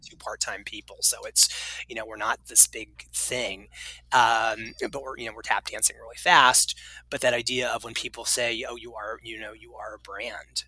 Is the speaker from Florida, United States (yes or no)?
yes; Florida, United States; moved away as an adult; also born or lived in Maine; I grew up in Florida